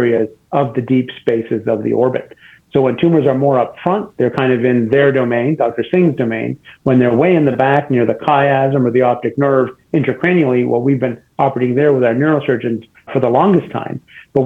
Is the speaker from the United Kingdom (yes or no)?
no; Canada; moved away as an adult; also born or lived in Boston / St. Louis; now in Cleveland, United States; I'm actually Canadian, so I did my med school and residency in Canada